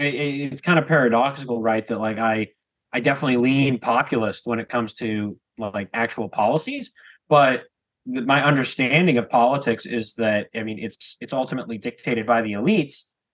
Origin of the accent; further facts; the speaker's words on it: Washington, United States; the senator from my home state, Washington